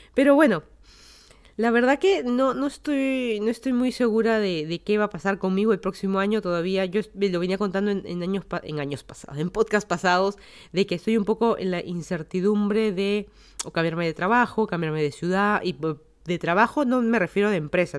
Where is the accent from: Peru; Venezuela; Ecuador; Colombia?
Peru; Lima; moved away as an adult; also born or lived in Miami, Florida, United States; now in Fairfax County, United States; yo soy de Lima, Perú, me mudé a Estados Unidos hace más de seis años